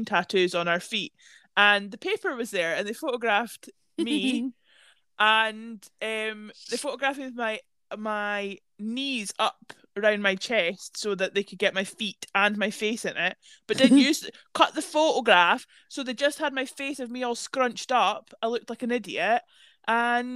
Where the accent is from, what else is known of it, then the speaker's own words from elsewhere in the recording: Scotland, United Kingdom; where are you guys from? And we were like, Scotland.